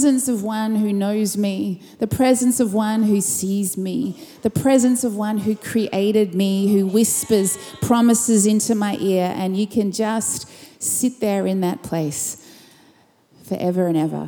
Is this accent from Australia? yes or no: yes; Perth, Western Australia, Australia; I'm from Perth, Western Australia, and from Urban Church